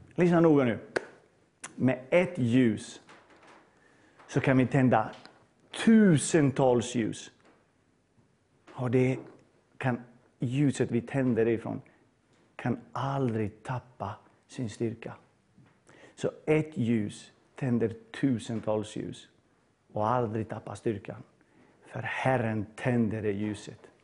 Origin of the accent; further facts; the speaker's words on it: Bosnia & Herzegovina; now in Sweden; jag är född i Bosnien på 80-talet.